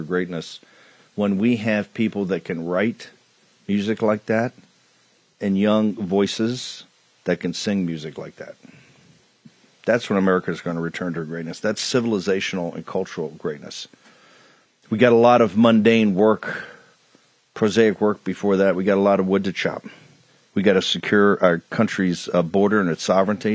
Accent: the South, United States; being a Southerner

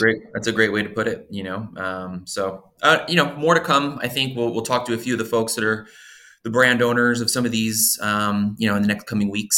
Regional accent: Philadelphia, Pennsylvania, United States; I grew up in Philadelphia

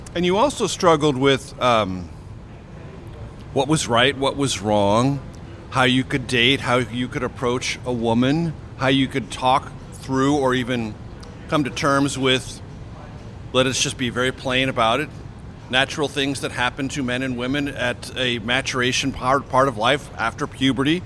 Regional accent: San Diego, California, United States; growing up in San Diego, California

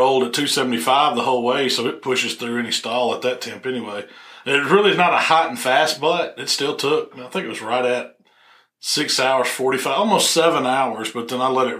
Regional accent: Southaven, Mississippi, United States; I was pretty much from South Haven

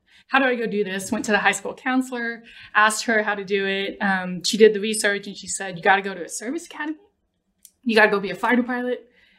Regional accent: Mesquite, Texas, United States; moved away as an adult; I was born in Mesquite, Texas. Okay. My parents both immigrated from the Philippines in the 1970s. So born and raised Mesquite until about 18.

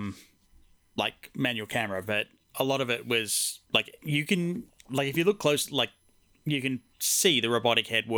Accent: Australia; moved away; my home country, Australia

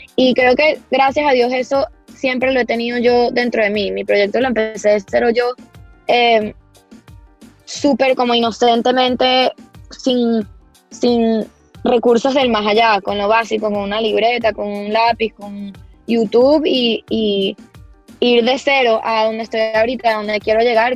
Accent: Venezuela; Mi familia es venezolana desde hace generaciones, muchas generaciones

